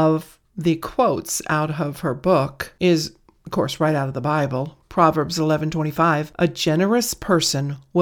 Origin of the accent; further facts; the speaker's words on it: California, United States; I grew up in California